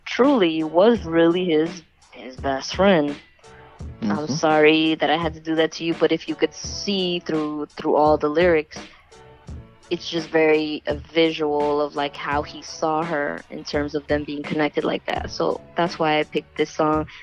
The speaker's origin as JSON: {"language": "English", "region": "the South", "country": "United States", "tie": "born or raised there", "said": "I grew up in the South"}